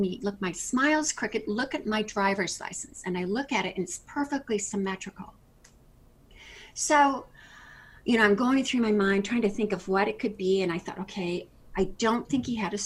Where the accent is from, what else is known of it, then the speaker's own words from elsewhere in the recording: Kansas City, United States; moved away as an adult; now in South Florida, United States; I'm originally from Kansas City. I've been here since 92. We moved in, moved down here 3 weeks before Hurricane Andrew